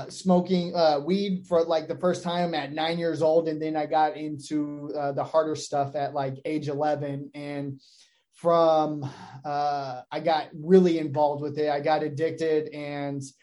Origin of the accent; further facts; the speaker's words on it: Phoenix, Arizona, United States; I grew up in Maryvale here locally.